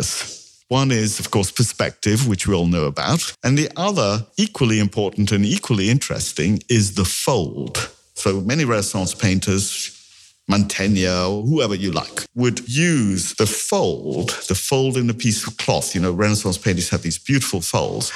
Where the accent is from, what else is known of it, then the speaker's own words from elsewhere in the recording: India; I'm Indian